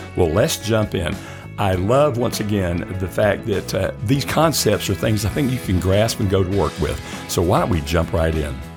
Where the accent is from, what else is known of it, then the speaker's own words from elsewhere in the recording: the South, United States; I grew up in the South